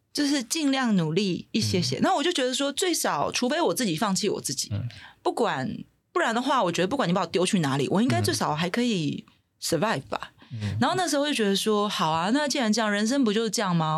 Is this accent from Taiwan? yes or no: yes; Taiwan; 我自己身为在台湾土生土长的嗯。孩子